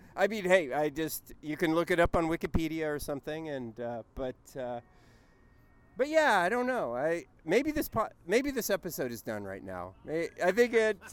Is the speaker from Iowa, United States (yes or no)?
no; Southern California, United States; I'm from Southern California